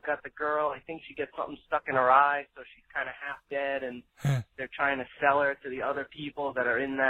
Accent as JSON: {"language": "English", "region": "Rhode Island", "country": "United States", "said": "I'm from Rhode Island"}